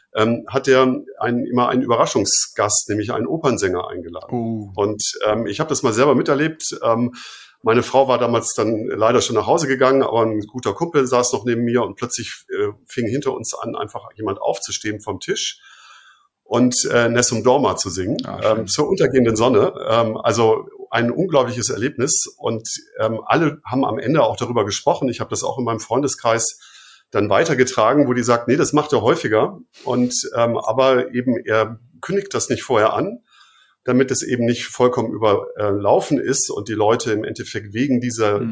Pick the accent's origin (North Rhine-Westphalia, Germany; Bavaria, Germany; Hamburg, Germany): Bavaria, Germany; Fünfseenland, Ammersee area; ich komme ja so aus dem Fünfseenland, äh, sozusagen Ammersee, die Ecke